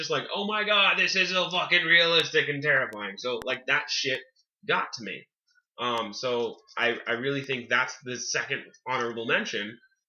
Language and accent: English; California, United States; moved away; also born or lived in Wyoming; I grew up living in California, and then I moved to Wyoming. So I watched this movie, and, okay, I lived in Wyoming from 1999 to 2004.